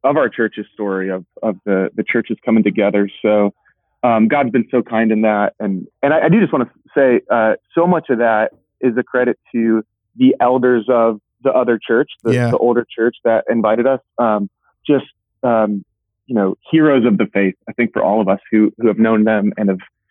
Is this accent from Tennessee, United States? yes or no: yes; Franklin, Tennessee, United States; moved away as an adult; Franklin is actually my hometown